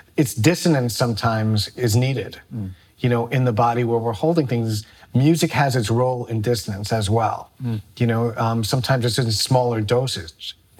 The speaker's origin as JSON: {"language": "English", "town": "New York City", "region": "New York", "country": "United States", "tie": "born or raised there", "said": "as a kid growing up in the Bronx"}